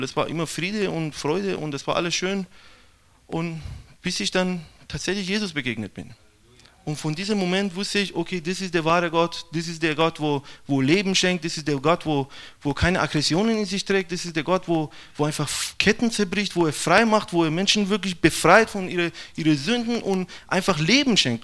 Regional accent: Iran; German is a second language; now in Brazil; ich komme aus dem Iran

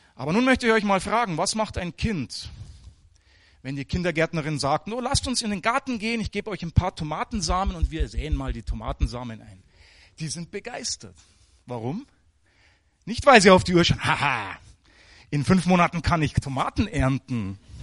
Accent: Germany; moved away; also born or lived in Africa; als Deutsche

